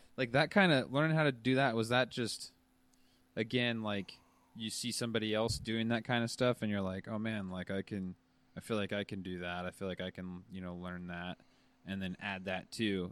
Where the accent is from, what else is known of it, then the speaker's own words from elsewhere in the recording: United States; moved away as an adult; I'm from Washington